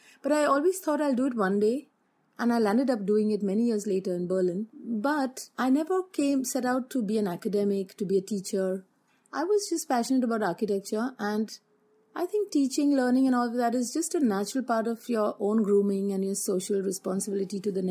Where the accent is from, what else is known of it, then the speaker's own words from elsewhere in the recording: Mumbai, Maharashtra, India; moved away; also born or lived in Australia; I come from Bombay